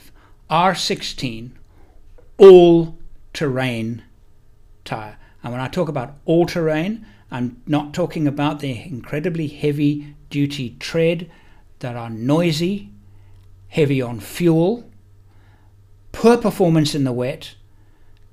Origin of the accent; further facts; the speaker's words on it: South Africa; moved away as an adult; also born or lived in England / United Kingdom; now in Perth, Australia; I'm actually English born. I spent 38 years living in South Africa